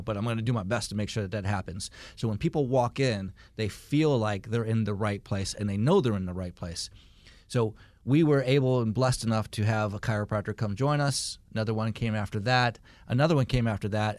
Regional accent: Michigan, United States; now in Marietta, United States; I grew up in Michigan

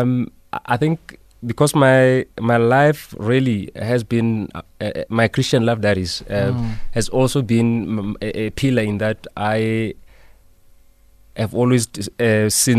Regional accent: Bloemfontein, Free State, South Africa; I'm from Bloemfontein. That's where I honed my legal skills. Because of the persistent lack of amenities where I grew up

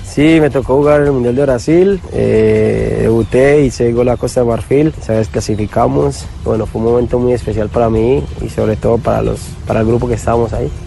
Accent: Colombia; moved away; Soy un colombiano más

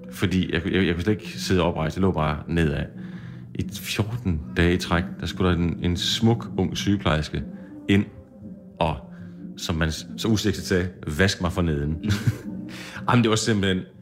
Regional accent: Jutland, Denmark; Bunden var jeg godt klar over. Det har jeg tjekket på. Jeg er fra Jylland.

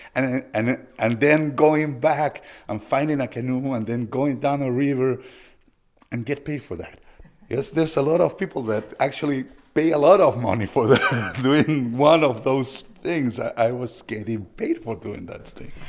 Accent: Lima, Peru; moved away; I'm from Lima, Peru

